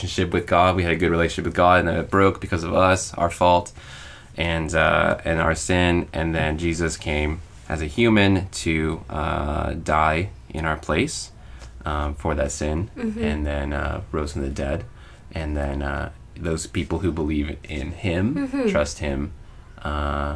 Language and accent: English; United States; moved away as an adult; now in Osaka, Japan; I'm from America